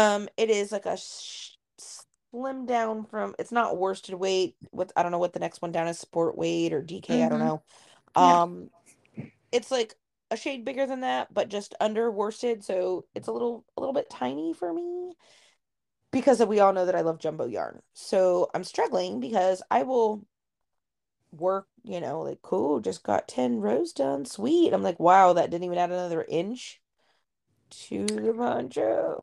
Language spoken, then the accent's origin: English; Ohio, United States; oh, nothing says we're from Ohio.